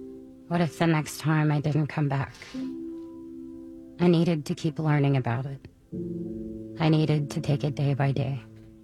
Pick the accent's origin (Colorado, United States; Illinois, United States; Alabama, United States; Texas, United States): Texas, United States; I grew up in Texas